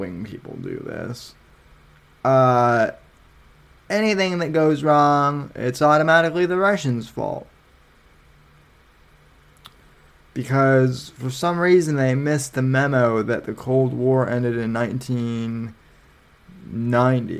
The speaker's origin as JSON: {"language": "English", "region": "Colorado", "country": "United States", "moved": "yes", "lives_now": "Florida, United States", "said": "I'm from Colorado"}